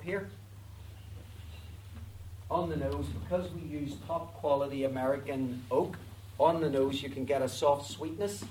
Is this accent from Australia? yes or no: no; Belfast, Northern Ireland, United Kingdom; I'm from Belfast.